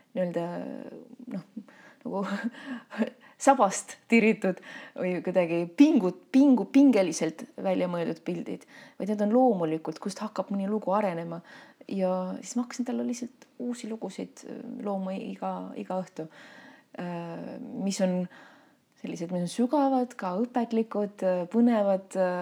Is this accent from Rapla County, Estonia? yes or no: no; Tallinn, Harju County, Estonia; ma sündisin Tallinnas ja noh, võib küll öelda, et ma olen linnalaps